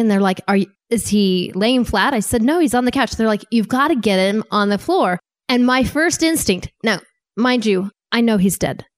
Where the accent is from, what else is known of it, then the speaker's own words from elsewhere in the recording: Wyoming, United States; moved away as an adult; also born or lived in Saint Louis, Missouri / Maryland / Virginia / Washington, D.C.; I grew up in Wyoming